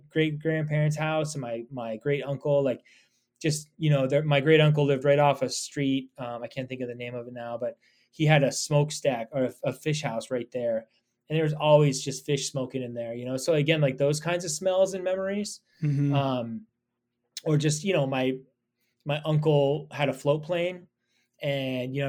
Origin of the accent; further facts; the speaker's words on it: Anchorage, Alaska, United States; also born or lived in Petersburg, Alaska / Nome, Alaska; I mostly grew up in Anchorage and graduated from high school up there